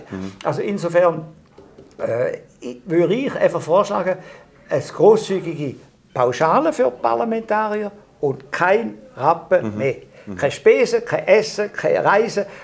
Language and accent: German; Appenzell Ausserrhoden, Switzerland; ich bin im Mosserodischen aufgewachsen